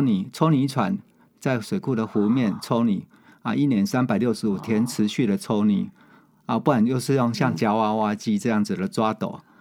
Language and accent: Chinese; Changhua County, Taiwan; 我家乡在， 在彰化啦